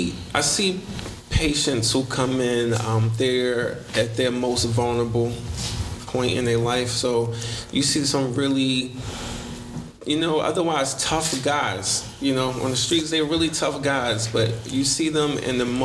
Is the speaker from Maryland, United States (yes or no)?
yes; Baltimore, Maryland, United States; I'm born and raised in Baltimore.